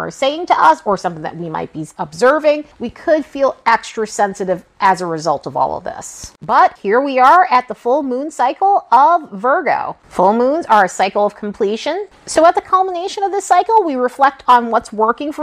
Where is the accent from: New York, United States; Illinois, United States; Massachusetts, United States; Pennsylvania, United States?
New York, United States; growing up in New York